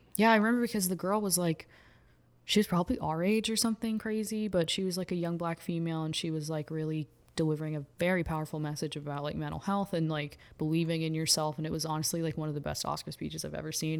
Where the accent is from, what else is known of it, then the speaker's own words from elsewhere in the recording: Houston, Texas, United States; moved away as an adult; I grew up in Houston